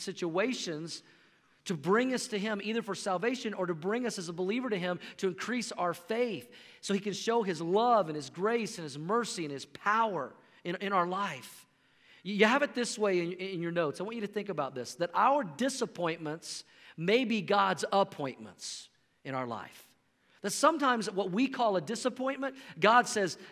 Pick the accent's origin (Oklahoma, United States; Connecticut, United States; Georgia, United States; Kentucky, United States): Oklahoma, United States; moved away as an adult; now in Colorado, United States; I grew up in Oklahoma, but we've been living in Colorado now for 15 years